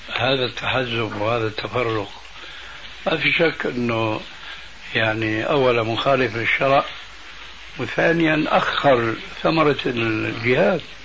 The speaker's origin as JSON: {"language": "Arabic", "country": "Syria", "moved": "yes", "said": "وعندنا في سوريا لما كنا هناك"}